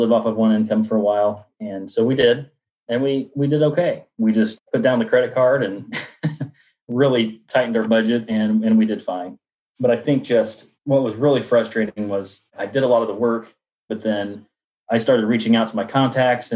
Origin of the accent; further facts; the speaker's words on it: Indianapolis, Indiana, United States; I'm from Indianapolis, Indiana